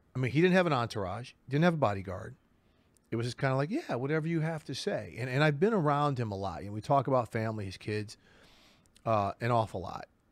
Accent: St. Louis, Missouri, United States; I'm from the other side of the state, from Saint Louis.

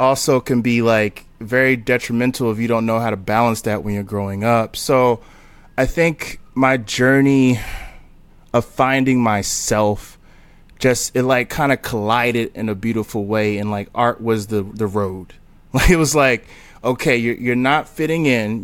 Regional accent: Newark, New Jersey, United States; also born or lived in Texas; now in Brooklyn, United States; I'm from Newark, New Jersey.

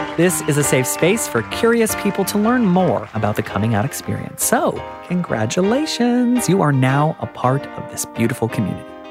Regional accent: United States; moved away as an adult; now in Australia; as an American who moved to Australia

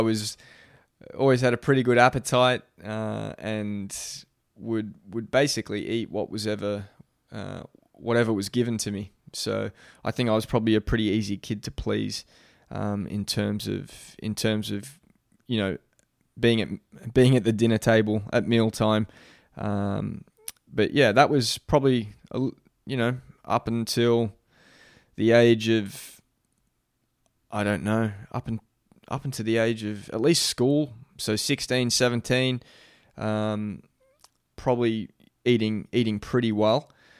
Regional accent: Melbourne, Victoria, Australia; also born or lived in Adelaide; I was born in Adelaide in Australia. So lived there till I was about 3 years old. Don't have a whole lot of memories, as you can imagine. Pretty young when we moved. I was three. We moved to Melbourne

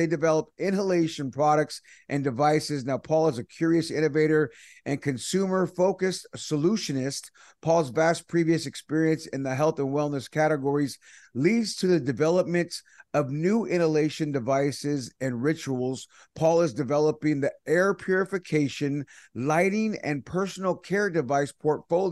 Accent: Bay Area, California, United States; I'm from the Bay Area

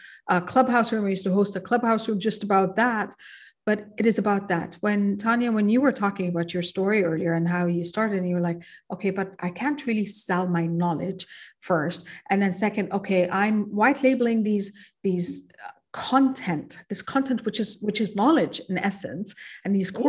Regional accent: Kuwait; also born or lived in Egypt; now in Qatar; Like, I'm an Egyptian. I was born and raised in Kuwait. I went to Egypt and I was still an expat and a foreigner in my own country

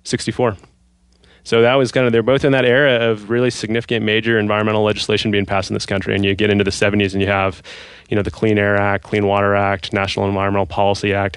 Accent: Seattle, Washington, United States; moved away as an adult; I grew up in Seattle

